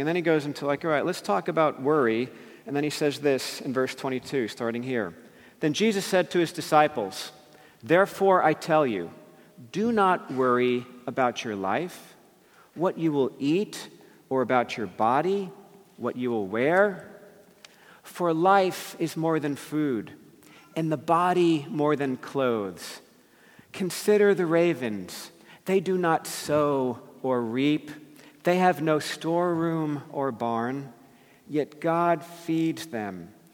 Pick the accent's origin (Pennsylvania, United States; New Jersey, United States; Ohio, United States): New Jersey, United States; I grew up in New Jersey, right near New York City